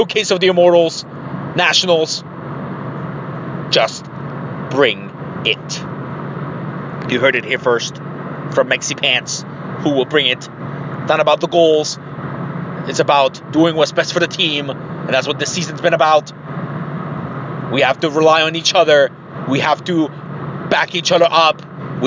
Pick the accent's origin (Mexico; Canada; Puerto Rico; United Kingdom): Mexico; Tijuana, Baja California; now in Columbus, United States; my hometown in Tijuana